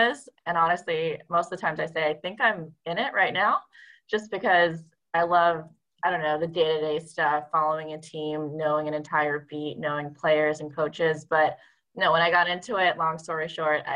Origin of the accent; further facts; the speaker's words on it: Seattle, Washington, United States; moved away; I grew up in Seattle